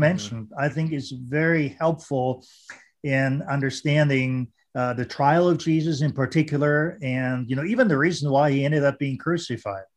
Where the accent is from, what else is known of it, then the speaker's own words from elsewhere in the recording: Vienna, Austria; English is a second language; now in United States; growing up in Austria and Vienna and, you know, uh, speaking German